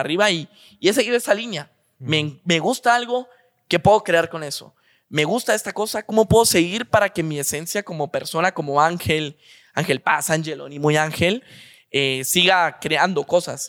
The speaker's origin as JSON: {"language": "Spanish", "country": "Guatemala", "said": "somos guatemaltecos"}